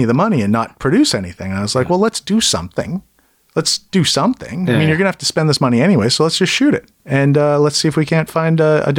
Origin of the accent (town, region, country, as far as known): Kelowna, British Columbia, Canada; born or raised there; moved away